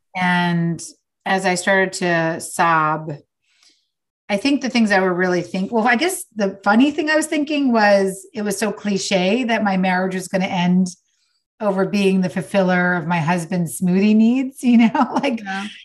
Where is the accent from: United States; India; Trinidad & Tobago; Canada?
United States; New York; now in Los Angeles, United States; I'm from New York, but I live in LA now